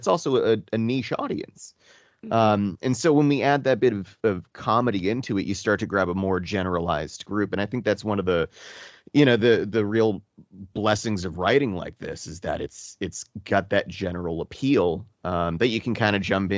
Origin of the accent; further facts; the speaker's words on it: Boston, Massachusetts, United States; accent: Boston; you cannot tell I am from Boston